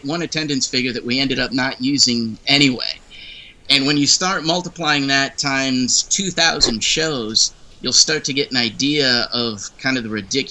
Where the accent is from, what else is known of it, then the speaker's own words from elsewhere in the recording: St. Louis, Missouri, United States; I'm from St. Louis